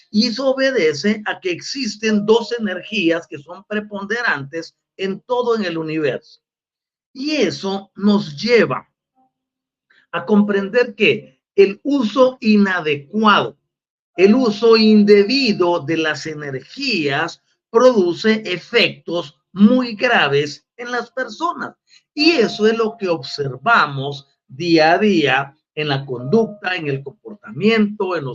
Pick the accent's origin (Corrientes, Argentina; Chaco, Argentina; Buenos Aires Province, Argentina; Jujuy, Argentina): Buenos Aires Province, Argentina; porque también soy una provincia de Buenos Aires.